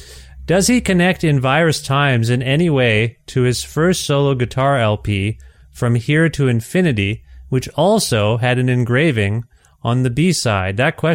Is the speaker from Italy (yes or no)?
no; Canada; as a Canadian here